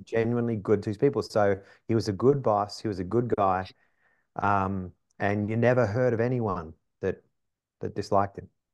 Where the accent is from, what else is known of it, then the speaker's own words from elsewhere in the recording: Wollongong, New South Wales, Australia; moved away as an adult; now in United States; grew up on the East Coast of Australia, like most Australians. Um, grew up in a city, you know, quarter of a million